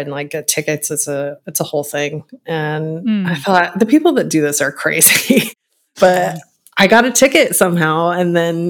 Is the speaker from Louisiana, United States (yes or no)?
no; Texas, United States; moved away as an adult; live with my mom in my hometown in a small town in Texas